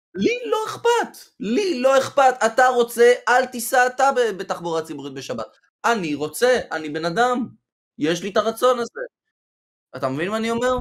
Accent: Israel; אני בתור אזרח ישראלי, גם יהודי, אבל ישראלי

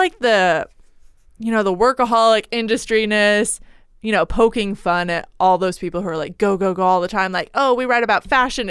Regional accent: Oregon, United States; Born and raised in Oregon. Don't know where I got that accent.

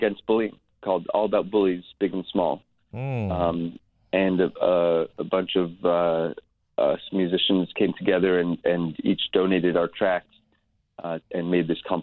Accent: Boston, Massachusetts, United States; also born or lived in Israel; now in New York, United States; When I was 4, I moved to the U.S., grew up in Boston

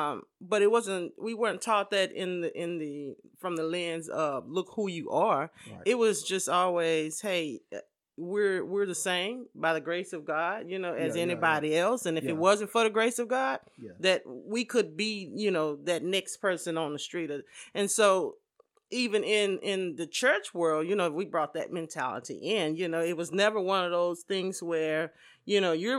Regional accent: Dallas, Texas, United States; I'm born and raised in Dallas, Texas.

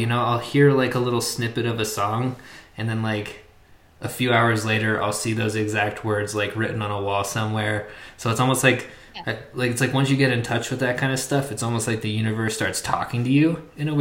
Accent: Oklahoma, United States; I was growing up in Oklahoma

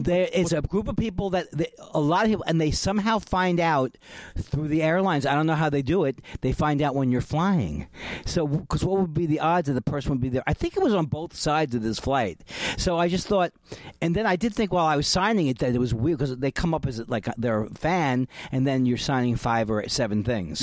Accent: California, United States; I'm from California

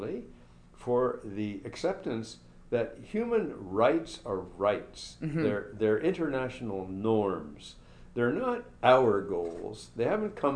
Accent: Montreal, Quebec, Canada; I'm from Montreal, born in Montreal.

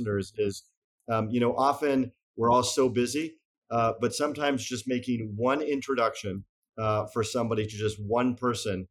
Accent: Montreal, Quebec, Canada; moved away as an adult; also born or lived in Boston, United States; my sponsorship as a Canadian to work in the US

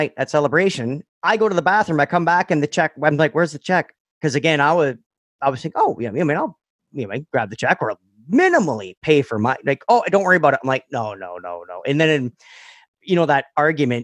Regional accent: Toronto, Ontario, Canada; we're from the Toronto area in Canada

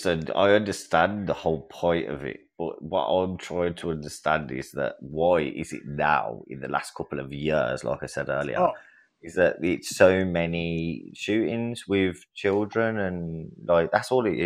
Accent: England, United Kingdom; I'm from England.

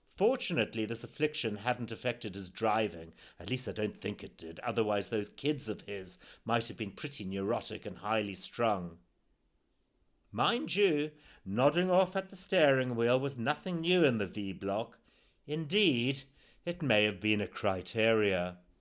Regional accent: Zimbabwe; born or raised there

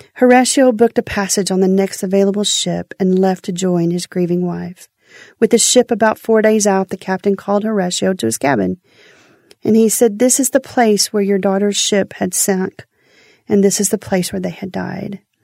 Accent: Houston, Texas, United States; I'm from Houston

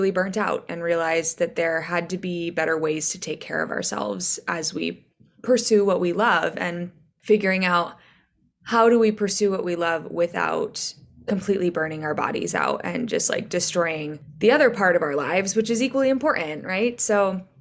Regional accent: Massachusetts, United States; also born or lived in British Virgin Islands; now in New York City, United States; I am from Massachusetts, but I live in New York City.

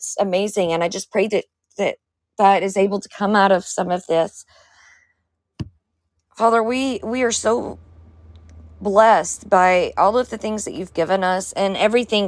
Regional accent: Georgia, United States; I'm from Georgia

